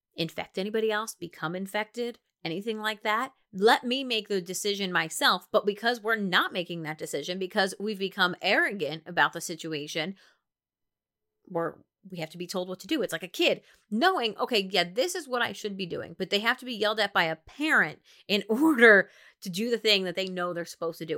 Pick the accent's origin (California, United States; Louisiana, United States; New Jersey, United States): New Jersey, United States; I'm from New Jersey